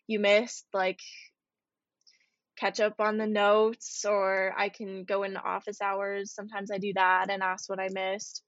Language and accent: English; United States; as an American